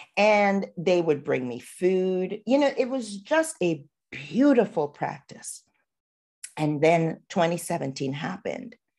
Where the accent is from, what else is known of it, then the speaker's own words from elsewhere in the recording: Trinidad & Tobago; moved away as an adult; now in United States; I am a girl from Trinidad, so Trinidad and Tobago, and where I grew up in my culture